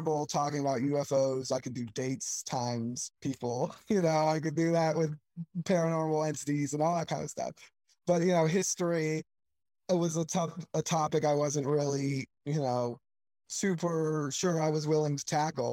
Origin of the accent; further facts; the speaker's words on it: Sarasota, Florida, United States; moved away; Sarasota, Florida is my hometown. That's where I grew up.